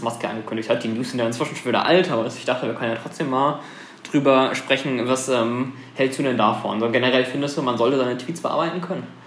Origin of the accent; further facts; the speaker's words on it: Germany; wir als Deutsche